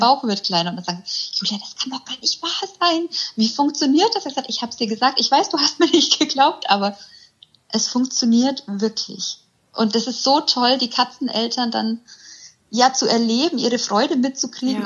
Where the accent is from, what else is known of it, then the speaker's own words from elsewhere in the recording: near Augsburg, Bavaria, Germany; ich komme aus der Nähe von Augsburg